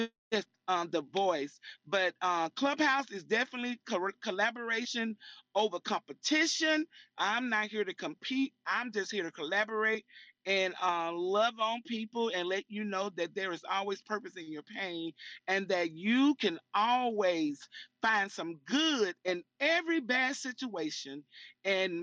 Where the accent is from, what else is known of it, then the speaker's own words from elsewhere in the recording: Birmingham, Alabama, United States; I'm from Birmingham, Alabama